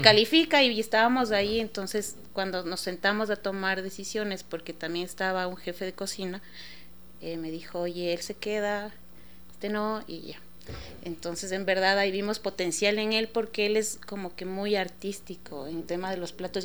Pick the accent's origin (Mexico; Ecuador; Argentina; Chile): Ecuador; nosotros como ecuatorianos